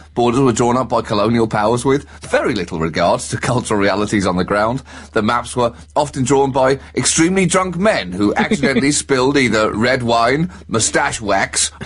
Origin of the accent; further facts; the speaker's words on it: United Kingdom; as a British person